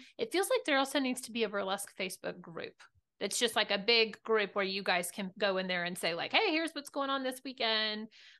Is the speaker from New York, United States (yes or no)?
no; Hot Springs, Arkansas, United States; I'm from Hot Springs, and so is my partner Scott.